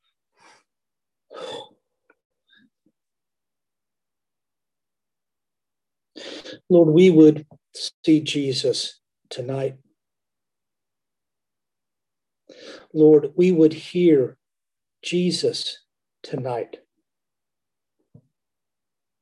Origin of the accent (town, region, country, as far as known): Kansas, United States; born or raised there; also born or lived in Alabama; now in Berlin, Germany